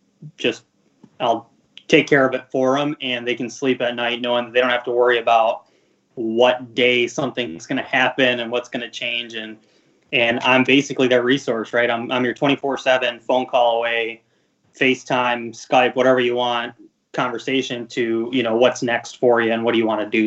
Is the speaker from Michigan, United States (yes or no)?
yes; Michigan, United States; now in Colorado, United States; I grew up in Michigan